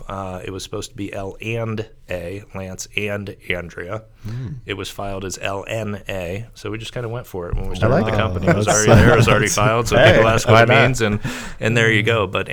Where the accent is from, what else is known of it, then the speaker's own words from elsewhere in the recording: Columbus, Ohio, United States; also born or lived in Cincinnati; Grew up in Columbus, spent 2 years in Cleveland, so I haven't really been a fan of either lately.